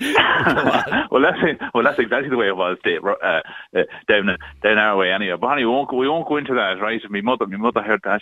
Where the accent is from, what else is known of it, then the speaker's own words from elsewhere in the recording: County Cavan, Ulster, Ireland; I'm from County Cavan